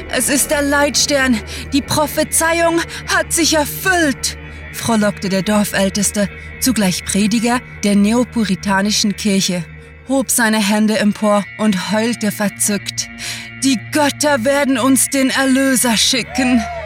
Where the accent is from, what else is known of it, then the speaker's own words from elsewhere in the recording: Switzerland; accent: Swiss; sind wir waschechte Schweizer